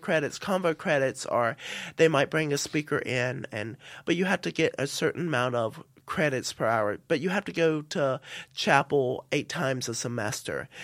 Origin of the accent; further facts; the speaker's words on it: South Carolina, United States; moved away as an adult; now in St Andrews, United Kingdom; I'm from the South